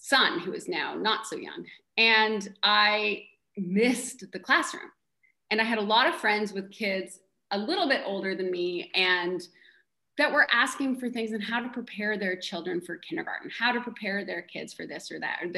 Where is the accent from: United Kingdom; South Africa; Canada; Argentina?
Canada; moved away as an adult; also born or lived in Missouri; now in Bainbridge Island, United States; I'm Canadian